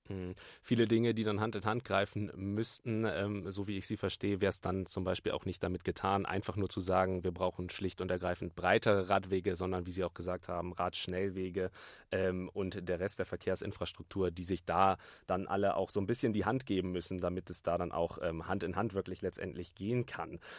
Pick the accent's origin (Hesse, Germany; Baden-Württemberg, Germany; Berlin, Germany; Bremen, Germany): Bremen, Germany; moved away; ich komme ganz ursprünglich aus Bremen